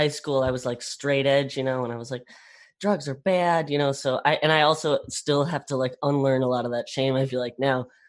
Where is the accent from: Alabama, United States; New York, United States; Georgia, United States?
Georgia, United States; moved away; I'm from Georgia originally